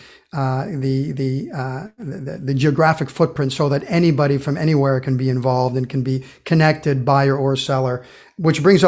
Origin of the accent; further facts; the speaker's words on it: Brazil; moved away; I grew up in Brazil.